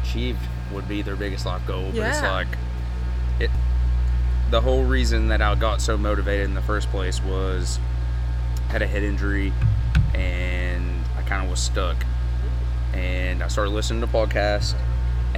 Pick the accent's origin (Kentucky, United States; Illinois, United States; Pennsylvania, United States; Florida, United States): Kentucky, United States; Eastern; I'm from Eastern Kentucky.